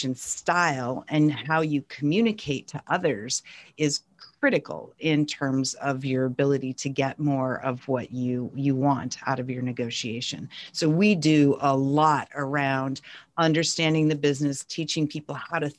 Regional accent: North Central Montana, United States; now in California, United States; I grew up in North Central Montana on a tiny ranching town in rural Montana.

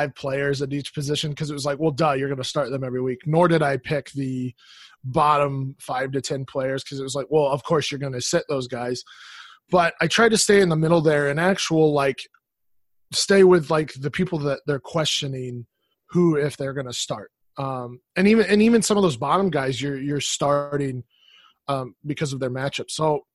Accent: Colorado, United States; So, I grew up in Colorado, Denver Broncos fan.

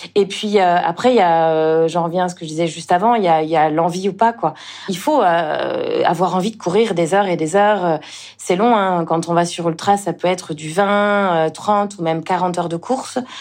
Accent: Le Mans, Pays de la Loire, France; moved away as an adult; also born or lived in Toulouse; now in Réunion, France; je suis originaire du Mans, en Sarthe. C'est là où je suis née.

